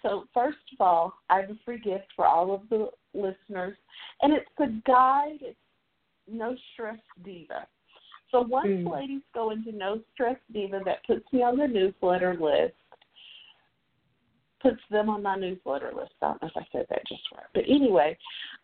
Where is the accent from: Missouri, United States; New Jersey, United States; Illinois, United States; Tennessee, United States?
Tennessee, United States; accent: Southern; I'm a native Tennessean. I live in Memphis.